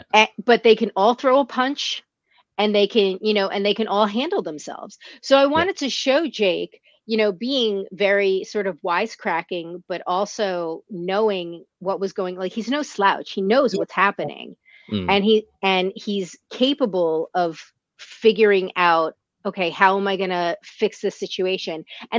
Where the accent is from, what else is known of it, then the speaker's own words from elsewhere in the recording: New York, United States; I grew up right outside of New York City. My parents were raised in New York City. My dad drove a cab in New York.